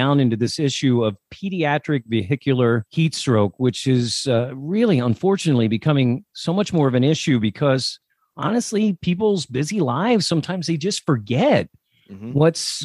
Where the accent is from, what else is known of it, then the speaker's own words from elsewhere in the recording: Pennsylvania, United States; I'm from Pennsylvania